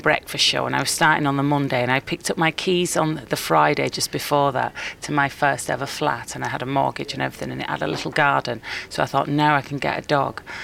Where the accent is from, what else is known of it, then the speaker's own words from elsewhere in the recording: Bolton, North West England, United Kingdom; growing up in Bolton